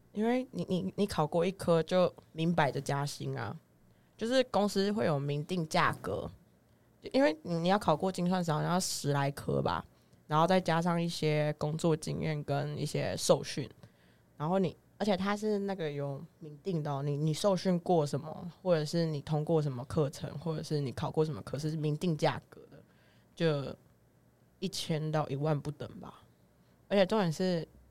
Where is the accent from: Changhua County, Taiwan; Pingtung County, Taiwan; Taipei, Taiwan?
Changhua County, Taiwan; 我们彰化那边